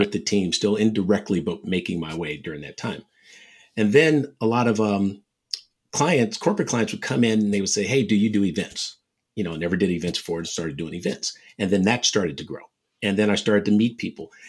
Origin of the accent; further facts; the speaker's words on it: San Francisco Bay Area, California, United States; one of the top junior bowlers growing up in the Bay Area